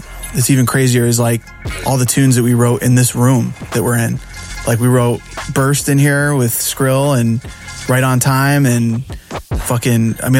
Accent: Rochester, New York, United States; born or raised there; moved away

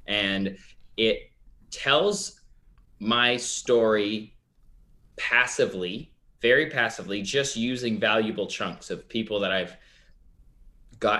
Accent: Canada; I am Canadian.

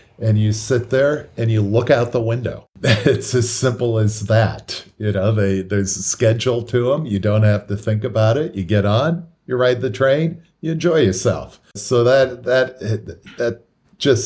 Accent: the Bay Area, California, United States; Growing up in California, in the Bay Area

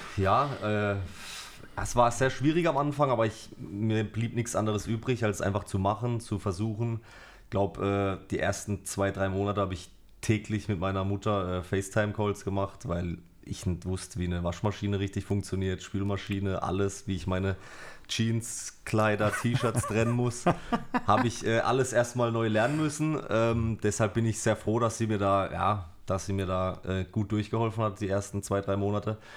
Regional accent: Karlsruhe, Baden-Württemberg, Germany; also born or lived in Germersheim; ich bin äh, in Germersheim geboren, bin dann mit zwei oder drei Jahren, ähm, also meine Eltern haben mich mitgenommen nach Karlsruhe, Studensee, Blankenloch, mhm. bin dann da groß geworden

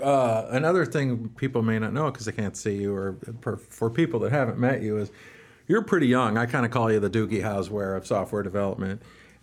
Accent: Alaska, United States; So, you know, it is growing up in Alaska and growing up in the industry is a fun story.

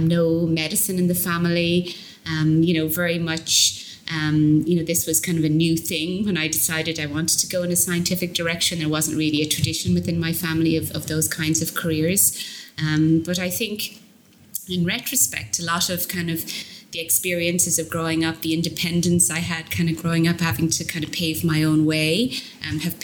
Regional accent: southeast Ireland, Ireland; moved away as an adult; now in Boston, United States; I was born in Ireland, grew up in Ireland, in the southeast

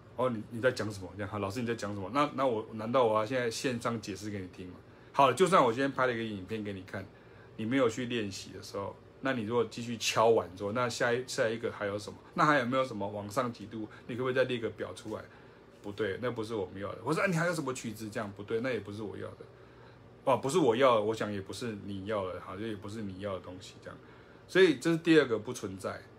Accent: Taiwan; 我们就是台湾人

